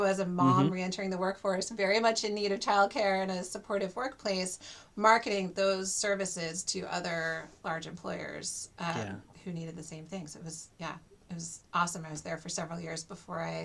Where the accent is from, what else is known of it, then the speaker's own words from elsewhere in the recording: Washington, District of Columbia, United States; I grew up in the DC area